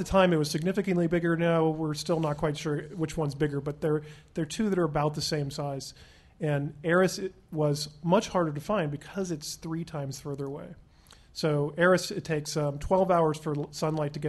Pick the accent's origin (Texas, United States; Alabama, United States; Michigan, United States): Alabama, United States; Huntsville; now in Pasadena, United States; When I was growing up in Huntsville, Alabama